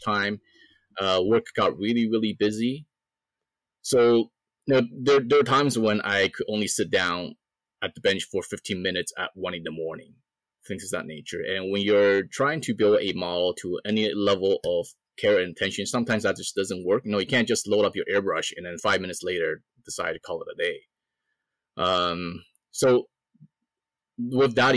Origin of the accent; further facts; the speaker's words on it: Canada; I'm a Canadian, right?